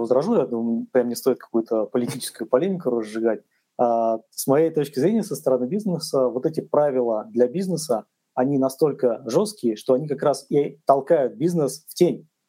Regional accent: Russia

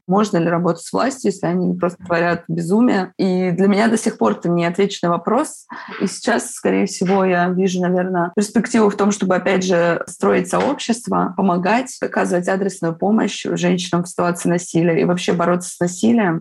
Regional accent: Kaliningrad, Kaliningrad Oblast, Russia; Я из Калининграда.

